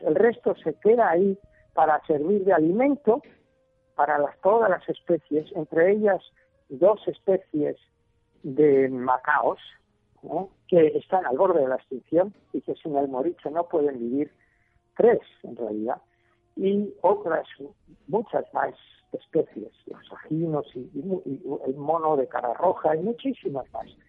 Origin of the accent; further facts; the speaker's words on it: Spain; now in Colombia; yo que soy español